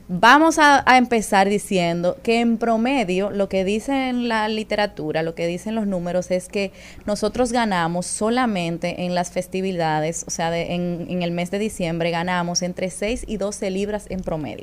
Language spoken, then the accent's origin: Spanish; Dominican Republic; Nosotros tenemos como dominicanos